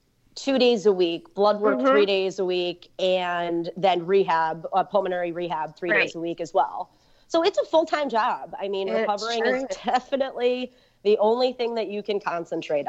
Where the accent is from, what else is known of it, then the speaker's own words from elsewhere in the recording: New Jersey, United States; be back in New Jersey and start to sort of get back to, you know, somewhat of a life again, you know, in my hometown